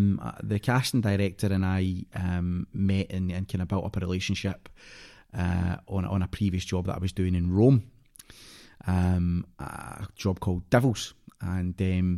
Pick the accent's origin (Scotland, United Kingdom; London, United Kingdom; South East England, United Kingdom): Scotland, United Kingdom; so they know that I'm Scottish, but any time we met, I was an American.